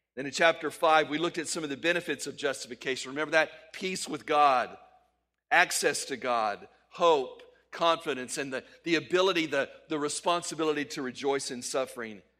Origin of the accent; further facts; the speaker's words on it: El Paso, Texas, United States; moved away; since I lived there in El Paso where I grew up.